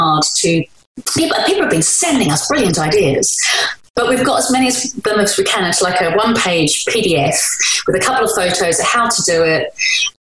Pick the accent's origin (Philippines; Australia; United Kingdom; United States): United Kingdom; London; the estate that I was born in Woolwich